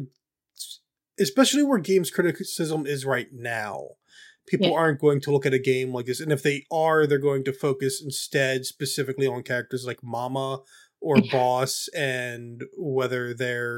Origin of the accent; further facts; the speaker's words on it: United States; I'm an American